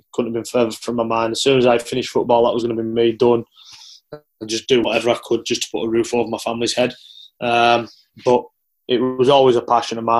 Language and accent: English; Carlisle, North West England, United Kingdom; Carlisle United, who was my hometown team